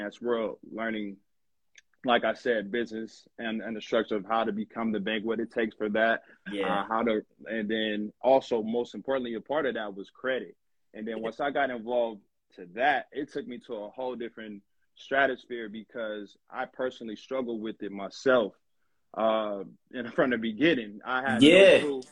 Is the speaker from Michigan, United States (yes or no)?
no; Long Beach, California, United States; I'm from Long Beach, California